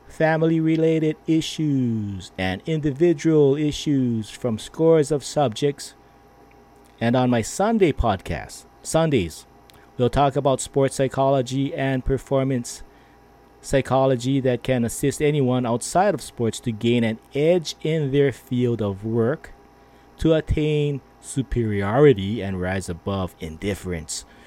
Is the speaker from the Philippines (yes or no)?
yes; Philippines; I am Filipino.